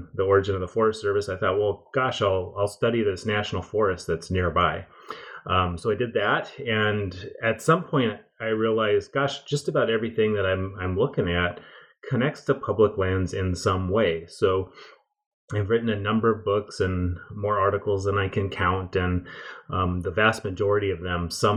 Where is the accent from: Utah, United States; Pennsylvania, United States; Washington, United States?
Washington, United States; Pacific Northwest, about 40 miles north of Seattle; I grew up in the Pacific Northwest, about 40 miles north of Seattle